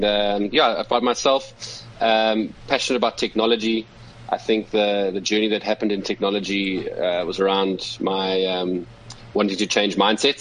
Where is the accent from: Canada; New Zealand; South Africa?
South Africa; as a South African and African